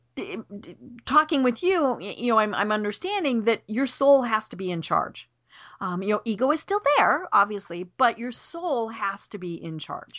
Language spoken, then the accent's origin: English; Colorado, United States; I'm from Colorado